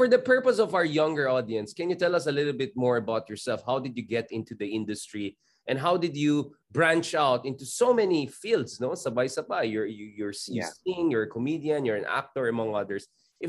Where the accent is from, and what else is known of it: Philippines